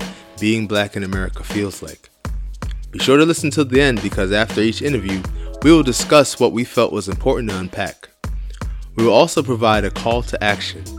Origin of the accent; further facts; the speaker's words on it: New York City, New York, United States; I was born and raised in Brooklyn, and I am black